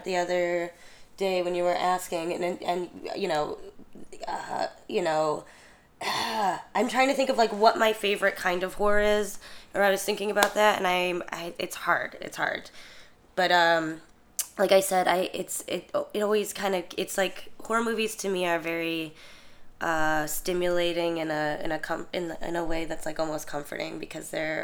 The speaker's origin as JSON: {"language": "English", "town": "Chicago", "region": "Illinois", "country": "United States", "said": "I'm from Chicago."}